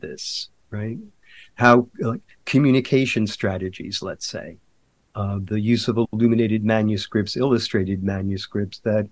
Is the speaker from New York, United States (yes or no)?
yes; Mount Vernon, New York, United States; I'm from actually Mount Vernon, New York